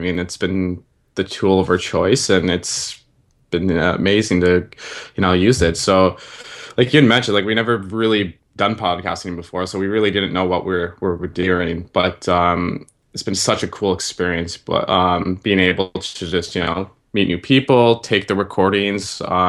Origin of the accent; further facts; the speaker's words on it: Ottawa, Ontario, Canada; So, so we're both from Ottawa, Ontario.